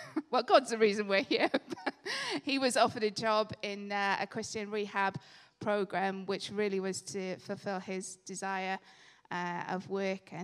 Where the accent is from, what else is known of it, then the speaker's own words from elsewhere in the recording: Swansea, Wales, United Kingdom; moved away as an adult; now in Loughborough, United Kingdom; I was born in Swansea